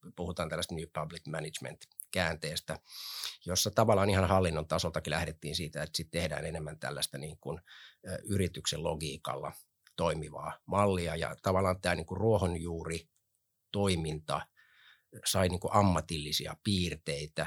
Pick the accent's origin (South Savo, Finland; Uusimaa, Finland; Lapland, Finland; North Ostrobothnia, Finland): Uusimaa, Finland; Helsinki; Mä oon Kontulasta lähtöisin, viettänyt seitsemänkymmentä- ja kahdeksankymmentäluvut Kontulassa.